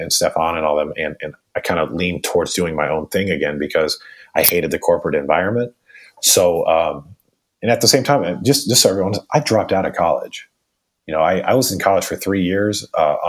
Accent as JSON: {"language": "English", "town": "Raleigh", "region": "North Carolina", "country": "United States", "tie": "born or raised there", "said": "I grew up pretty much in Raleigh, North Carolina"}